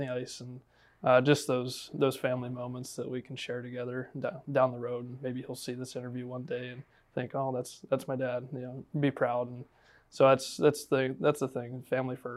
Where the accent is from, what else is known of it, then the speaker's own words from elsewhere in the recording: Jacksonville, Florida, United States; represent my hometown